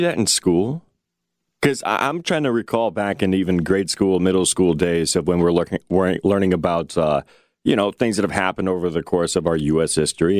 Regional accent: United States; as an American

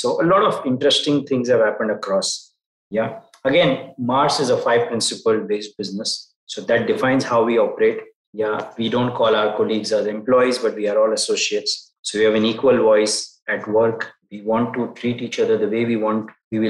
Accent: Mumbai, Maharashtra, India; also born or lived in Dubai / Nigeria / Turkey / Singapore; Yeah, so I am a Bombayite. So I'm Indian. I returned to India after probably 15 years in Middle East, Turkey, Africa, Southeast Asia, North Asia.

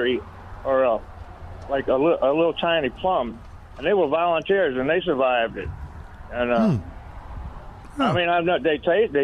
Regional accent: Chalmette, Louisiana, United States; moved away as an adult; also born or lived in New Orleans; that's where I went to high school

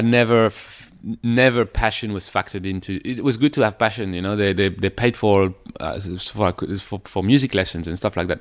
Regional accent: near Paris, Île-de-France, France; moved away; also born or lived in Sydney; I was born near Paris and it was, I came from a f- f- pretty much like middle class suburb near Paris

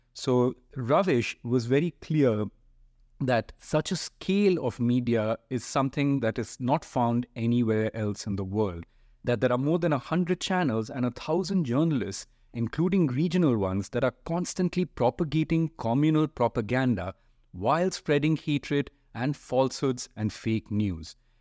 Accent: India; as Indian media people and Indian journalists

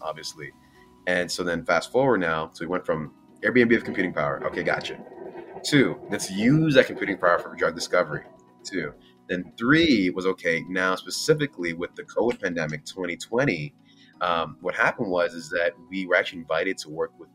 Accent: Miami, Florida, United States; moved away as an adult; I'm from Miami, born and raised in Miami. Shout out to 305

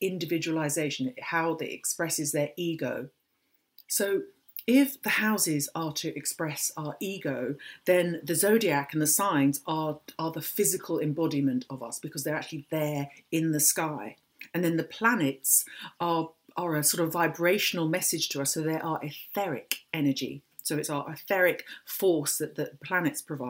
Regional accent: London, United Kingdom; I was born in London

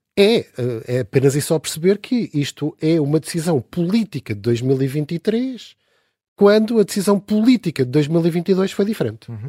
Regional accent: Portugal; nós, como portugueses

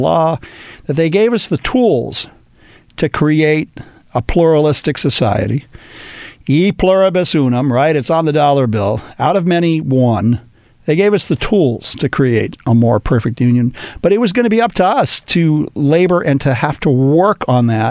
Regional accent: Los Angeles, California, United States; my hometown, born and raised here in Los Angeles

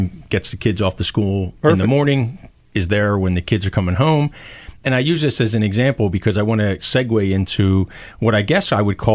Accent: Philadelphia, Pennsylvania, United States; a kid growing up in West Philadelphia and Overbrook

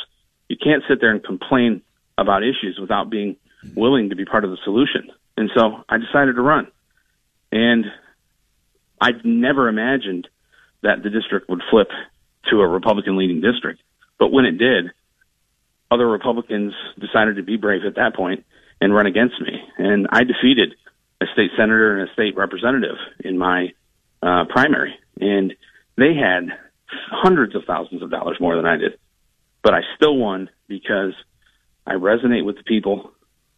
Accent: Toledo, Ohio, United States; I grew up in Toledo, in the old Polish village in the North End

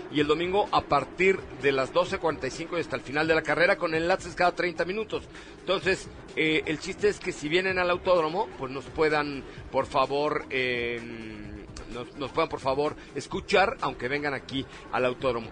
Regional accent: Mexico City, Mexico; De la colonia Roma, yo nací en el Hospital Dalinde

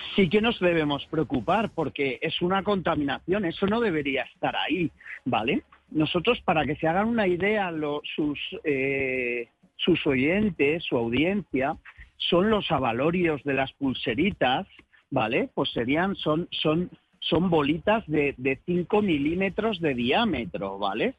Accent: Galicia, Spain; como buenos gallegos

